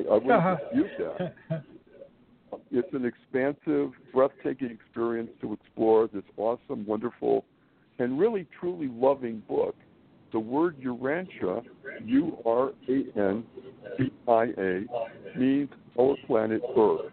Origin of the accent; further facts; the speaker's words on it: Springfield, Massachusetts, United States; moved away as an adult; also born or lived in Manhattan, New York; now in New York City, United States; I was born and raised in New England, Springfield, Massachusetts